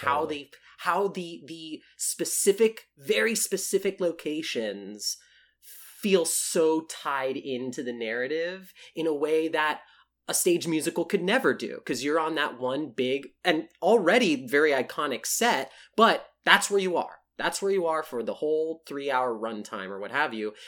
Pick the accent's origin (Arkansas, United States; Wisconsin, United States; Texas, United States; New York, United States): Texas, United States; South; a, Latino theater kid growing up in South Texas